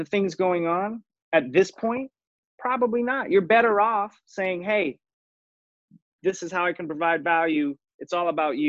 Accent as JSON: {"language": "English", "town": "Raleigh", "region": "North Carolina", "country": "United States", "tie": "born or raised there", "said": "I grew up in Raleigh, North Carolina."}